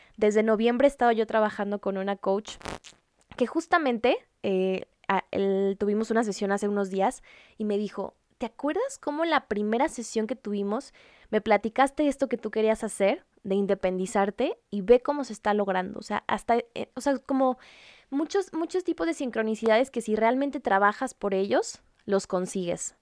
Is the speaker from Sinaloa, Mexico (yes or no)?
yes; Culiacán, Sinaloa, Mexico; Yo soy de Culiacán, Sinaloa, arriba el norte de México